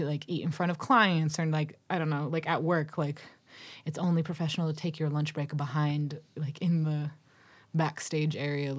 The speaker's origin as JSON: {"language": "English", "region": "Massachusetts", "country": "United States", "said": "because I'm from Massachusetts. I would get my Dunkin' Donuts every morning with the wasteful styrofoam cup over it, because that's what you do when you live on the South Shore of Massachusetts."}